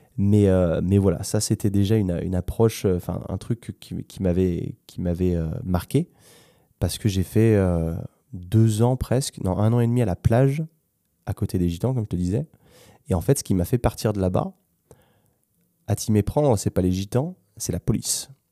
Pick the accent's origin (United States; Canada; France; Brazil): France; moved away as an adult; also born or lived in London / Spain; je suis français moi aussi